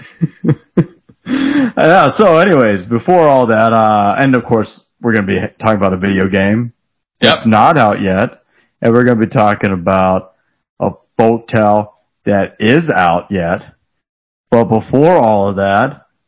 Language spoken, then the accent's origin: English; United States; I'm American